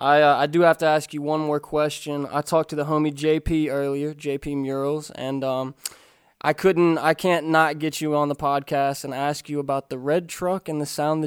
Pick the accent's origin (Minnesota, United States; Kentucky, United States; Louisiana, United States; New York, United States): Kentucky, United States; also born or lived in Florida; now in Los Angeles, United States; I'm from Kentucky, and then I moved out here from Florida